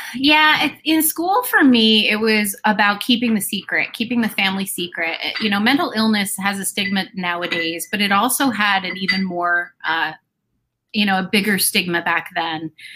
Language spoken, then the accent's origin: English; New Jersey, United States; born or raised there